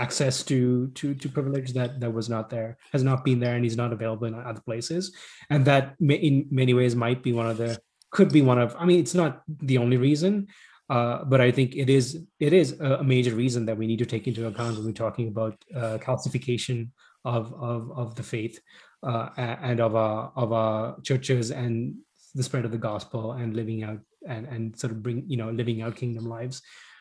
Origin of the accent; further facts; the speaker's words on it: Sri Lanka; moved away; also born or lived in Middle East; growing up in Sri Lanka